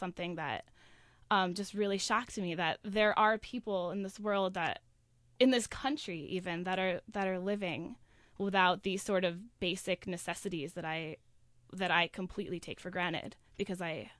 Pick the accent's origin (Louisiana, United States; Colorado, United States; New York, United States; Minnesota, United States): New York, United States; Albany; I'm from Albany, New York.